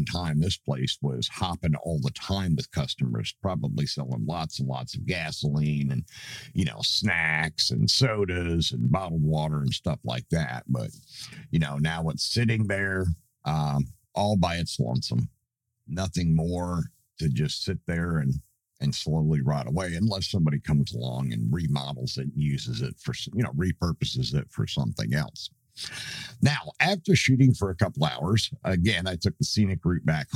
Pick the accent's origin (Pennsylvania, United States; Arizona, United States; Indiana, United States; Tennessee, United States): Pennsylvania, United States; Troy; now in Roxboro, United States; my hometown of Troy, Pennsylvania